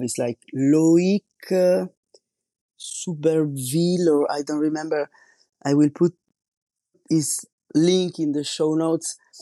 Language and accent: English; Italy; English is a second language; moved away as an adult; now in France; I'm Italian and I'm living in France since two thousand one